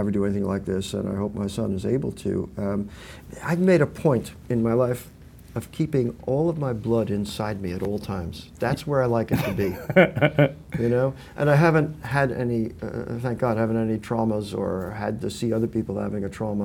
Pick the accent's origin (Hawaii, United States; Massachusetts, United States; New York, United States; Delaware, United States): New York, United States; Westchester County; moved away as an adult; now in California, United States; I grew up in Westchester in a housing development with woods out back